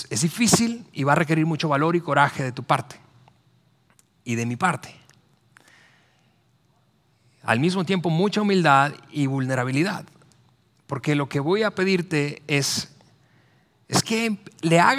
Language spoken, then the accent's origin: Spanish; central Mexico, Mexico; Es, que así somos los mexicanos, así somos los latinoamericanos, así somos los del centro del país.